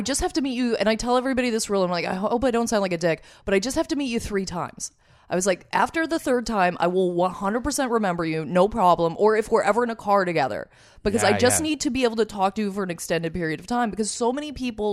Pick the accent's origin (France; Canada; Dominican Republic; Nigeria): Canada; Lindsay, Ontario; I grew up in Lindsay, Ontario